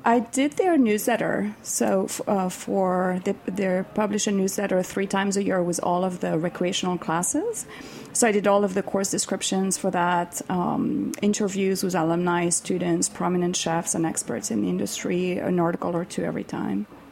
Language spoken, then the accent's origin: English; Switzerland; moved away; I am from Switzerland